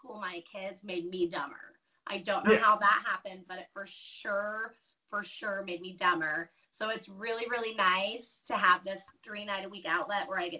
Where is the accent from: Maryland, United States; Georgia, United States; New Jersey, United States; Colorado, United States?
Colorado, United States; Denver; moved away as an adult; now in Caldwell, United States; I was born and raised in Denver